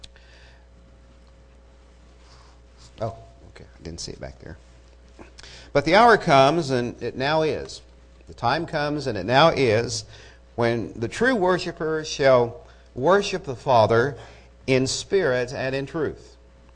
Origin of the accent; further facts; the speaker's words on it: Eufaula, Oklahoma, United States; I'm from Eufaula